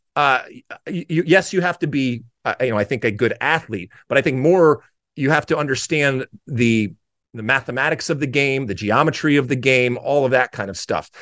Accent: United States; I grew up, and as an American playing soccer in the seventies and eighties

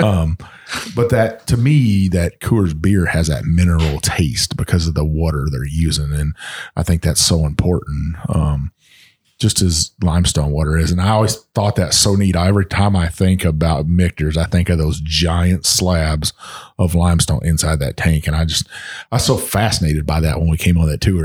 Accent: Texas, United States; my home state of Texas

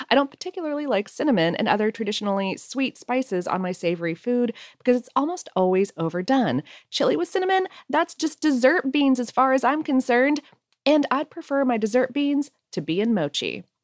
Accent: Nebraska, United States; now in Annapolis, United States; But really, I grew up in Nebraska, and when my husband and I moved to Annapolis, Maryland, everyone was shocked that I'd even heard of Old Bay.

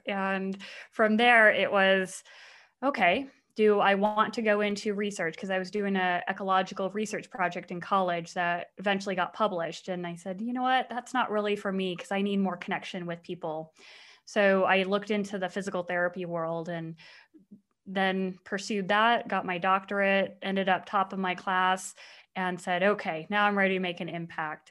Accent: Mesa, Arizona, United States; I grew up in Mesa, Arizona.

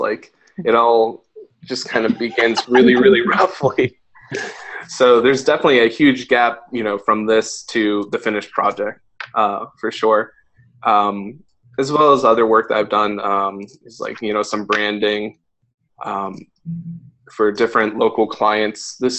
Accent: Pittsburgh, Pennsylvania, United States; moved away as an adult; now in Cleveland, United States; I'm a graphic designer and illustrator based here in Cleveland, although I'm originally from Pittsburgh. I moved to Cleveland about a year and a half ago. Lived in Pittsburgh for 20 years.

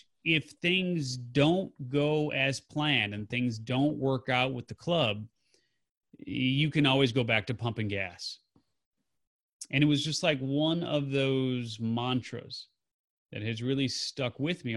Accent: Chicago, Illinois, United States; also born or lived in Carbondale, Illinois; I grew up in the Chicago area there, and there were teen clubs.

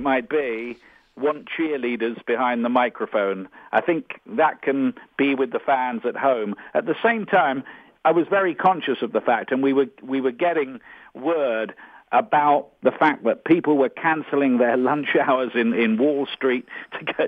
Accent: Portsmouth, South East England, United Kingdom; my hometown of Portsmouth on the south coast of England

